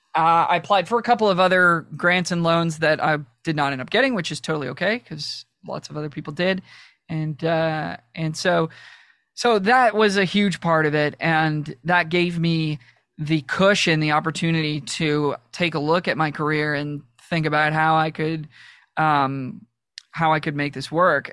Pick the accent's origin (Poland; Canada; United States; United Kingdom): Canada; Toronto, Ontario; I'm from Toronto